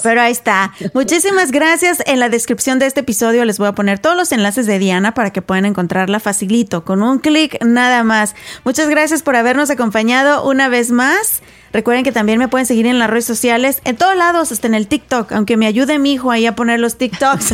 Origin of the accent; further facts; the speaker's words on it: Mexico; moved away; aquellos que somos mexicanos, ¿verdad? Cuando crecimos en México